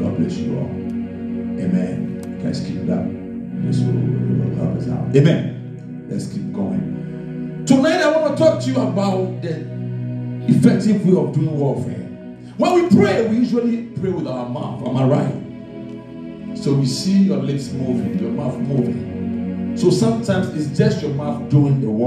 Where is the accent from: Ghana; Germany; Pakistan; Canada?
Ghana; I come from Ghana, Africa, West Africa to be precise. And I know my people, and my people also know me.